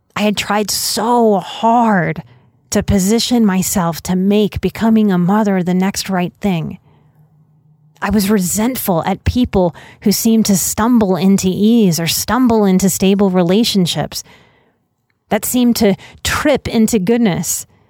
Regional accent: Southern Louisiana, United States; growing up in Southern Louisiana

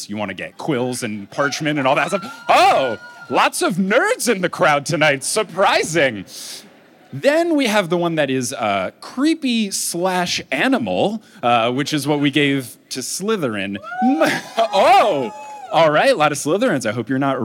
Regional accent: New Jersey, United States; moved away; I grew up in New Jersey

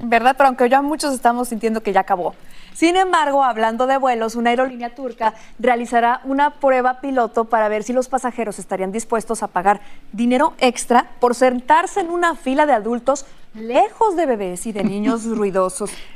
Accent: Mexico; mi país. México

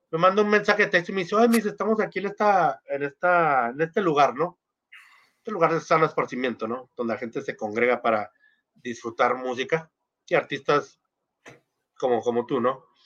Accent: Argentina; Eh, soy argentino.

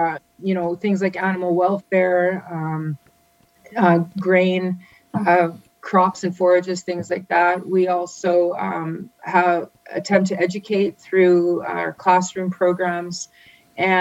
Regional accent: Calgary, Alberta, Canada; also born or lived in Montreal / Saskatoon; I grew up in Calgary

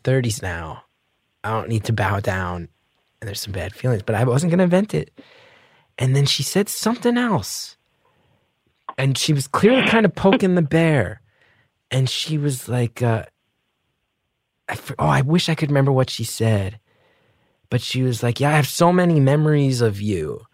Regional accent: New Jersey, United States; We were raised in North Jersey

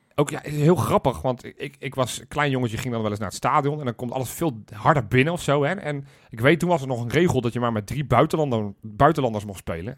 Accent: Zoetermeer, South Holland, Netherlands; ik kom uit Zoetermeer

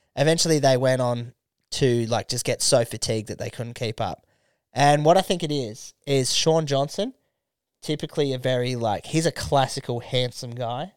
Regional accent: Australia; as an Australian

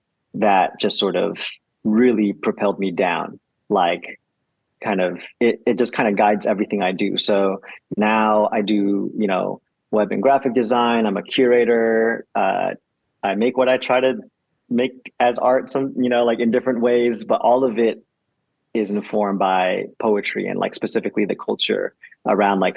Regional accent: the Bay Area, California, United States; now in Los Angeles, United States; I grew up in the Bay in California

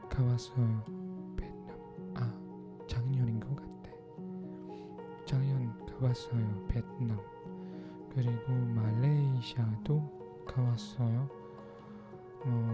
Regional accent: Philippines; Korean is a second language; 저는 필리핀 사람이에요

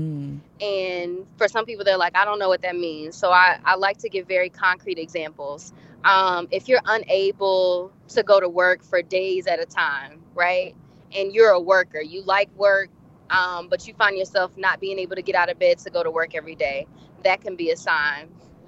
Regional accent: Tennessee, United States; now in Charlotte, United States; I am originally from Tennessee, but I'm a military brat, so I've moved a few places. And like I mentioned, now I'm located in Charlotte, North Carolina.

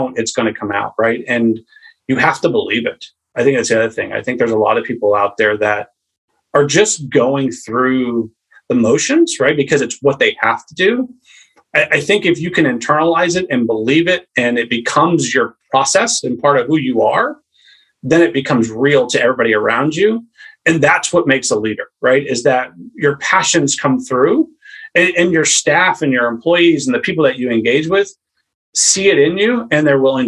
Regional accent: Maine, United States; I'm from a family that was born and raised in Maine

